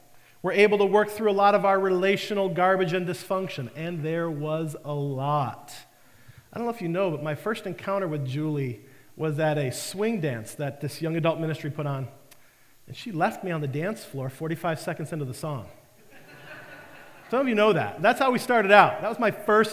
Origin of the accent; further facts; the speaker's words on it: Detroit, Michigan, United States; moved away; I was living in the Detroit area. I was back home from the Marine Corps